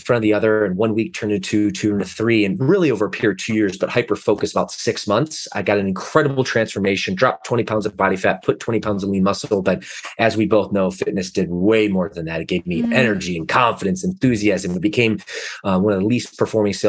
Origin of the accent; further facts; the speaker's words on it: Detroit, Michigan, United States; moved away as an adult; also born or lived in Atlanta, Georgia; now in Southern California, United States; I grew up in the Midwest, which is amazing place, salt of the earth people